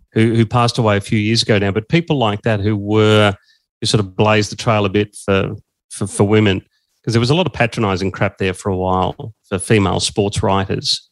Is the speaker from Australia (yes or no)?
yes; Echuca, Victoria, Australia; also born or lived in Swan Hill; I grew up in Echuca in, uh, and so in 1984 I was at high school in Echuca